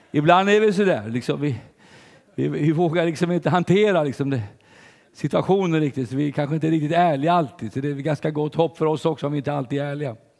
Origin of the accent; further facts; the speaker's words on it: Sweden; som svensk